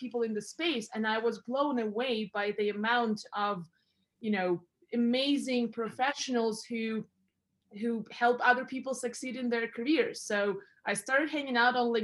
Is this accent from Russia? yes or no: yes; Russia; also born or lived in Europe; now in Canada; I was born in Russia